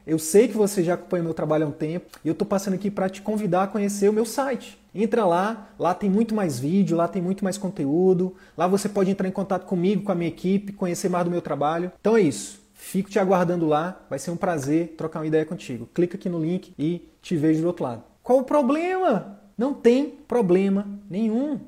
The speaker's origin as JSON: {"language": "Portuguese", "region": "Northeast Region", "country": "Brazil", "said": "eu sou do Nordeste"}